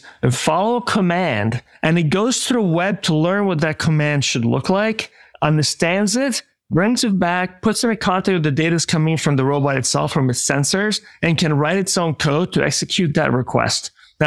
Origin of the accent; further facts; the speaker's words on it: Italy; now in United States; in Italy, my home country